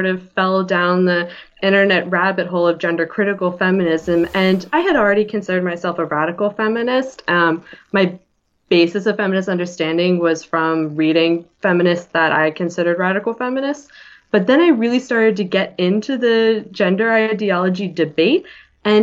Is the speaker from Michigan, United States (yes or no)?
no; Philadelphia, Pennsylvania, United States; also born or lived in Ithaca, New York; I'm from Philly, and I went to school up at Ithaca, New York